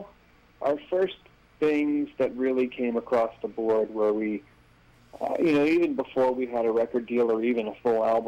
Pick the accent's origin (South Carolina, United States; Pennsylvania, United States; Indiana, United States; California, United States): South Carolina, United States; Charleston; I grew up on listening to, like, the 50s and 60s oldies station in my hometown in Charleston, South Carolina